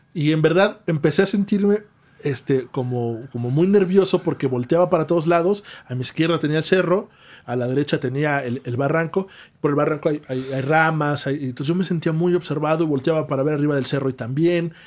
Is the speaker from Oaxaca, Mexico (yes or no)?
yes; Oaxaca, Mexico; somos de Oaxaca